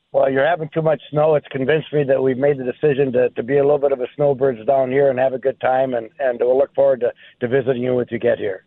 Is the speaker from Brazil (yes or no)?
no; Iron Range, Minnesota, United States; now in Florida, United States; being a Minnesotan and growing up on the Iron Range